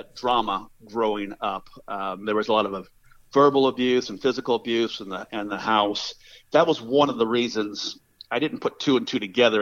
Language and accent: English; Los Angeles, California, United States; moved away as an adult; also born or lived in North Carolina; I grew up in Southern California, Los Angeles area